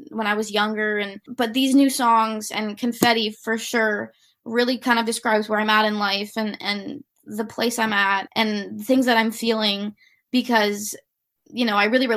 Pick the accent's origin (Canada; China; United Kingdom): Canada; Toronto, Ontario; growing up in Toronto